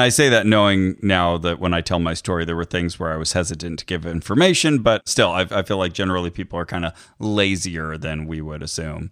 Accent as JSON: {"language": "English", "town": "Santa Cruz", "region": "California", "country": "United States", "tie": "born or raised there", "moved": "yes", "lives_now": "Los Angeles, United States", "said": "my hometown of Santa Cruz"}